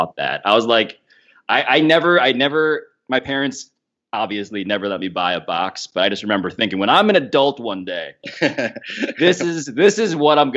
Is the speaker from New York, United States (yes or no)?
yes; New York City, New York, United States; I'm from New York. Born and raised